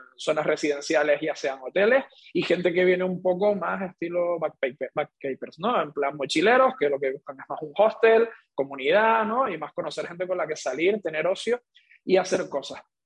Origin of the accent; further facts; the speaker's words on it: Canary Islands, Spain; siendo canario